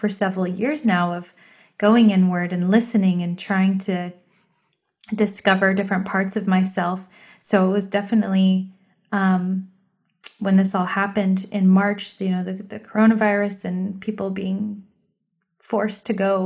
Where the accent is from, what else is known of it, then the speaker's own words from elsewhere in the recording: United States; we're American because we were born here